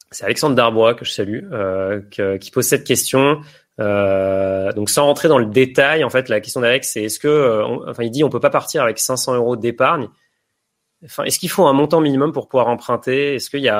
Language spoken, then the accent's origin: French; Chambéry, Auvergne-Rhône-Alpes, France; J'ai investi à Chambéry, qui est ma ville natale.